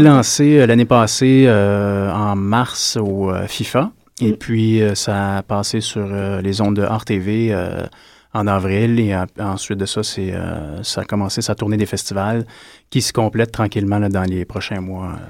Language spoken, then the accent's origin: French; Gatineau, Quebec, Canada; moved away as an adult; now in Montreal, Canada; je viens de Hull. Je suis parti à 21 ans de Hull, puis mais je me considère montréalais maintenant